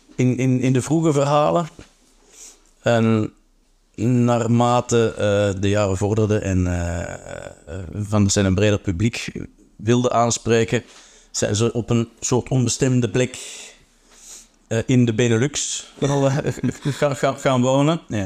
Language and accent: Dutch; Antwerp, Flanders, Belgium; Antwerpen is mijn thuisstad